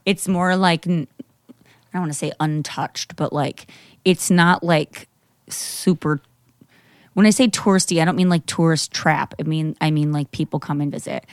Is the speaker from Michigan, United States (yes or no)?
yes; Grand Haven, Michigan, United States; moved away; I grew up in Grand Haven, which is Coast Guard City, U S